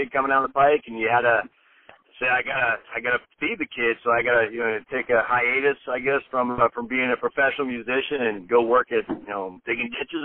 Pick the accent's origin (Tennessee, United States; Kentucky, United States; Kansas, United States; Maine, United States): Maine, United States; now in Atlanta, United States; I was from Maine